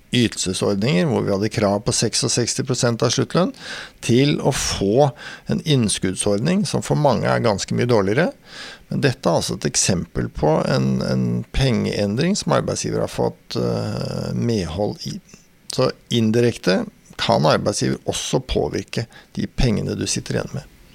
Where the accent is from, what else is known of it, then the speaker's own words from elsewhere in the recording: Sarpsborg, Østfold, Norway; Jeg vokste opp i Sarpsborg, eh, Borregaard, industri.